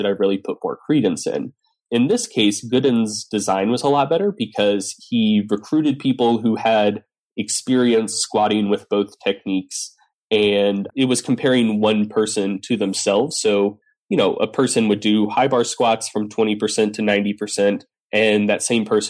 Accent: Southeast, United States; I'm a Southerner

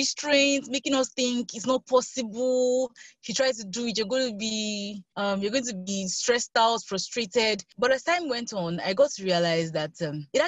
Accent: Nigeria; I'm Nigerian

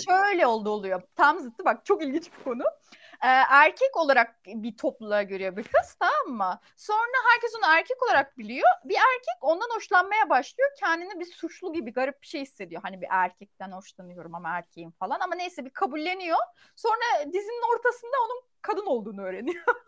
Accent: Turkey; biz Türk olduğumuz için

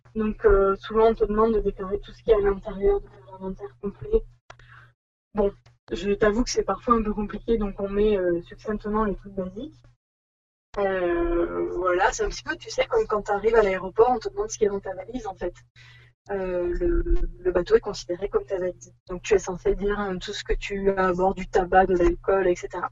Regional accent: Bordeaux, Nouvelle-Aquitaine, France; moved away as an adult; on est, on va dire de Bordeaux. Voilà, c'est là où on a fait nos études et où nous nous sommes rencontrés

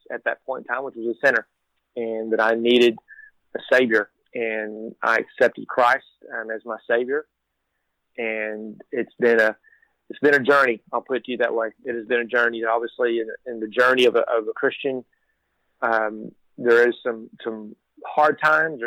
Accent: Texas, United States; I am born and raised in Texas

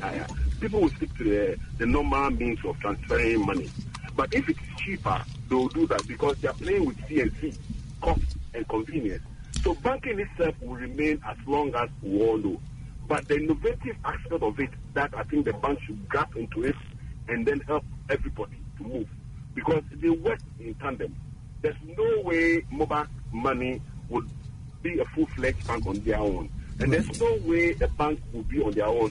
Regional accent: Esiama, Western Region, Ghana; my hometown, Eshiama, or my mother's village

